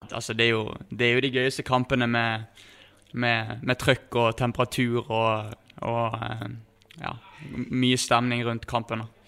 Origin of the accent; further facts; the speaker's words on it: Bergen, Vestland, Norway; moved away as an adult; now in Sogndal, Norway; jeg er jo bergensgutt. Eh, bodde, eh, ja, bodde i Bergen helt fram til jeg flyttet opp hit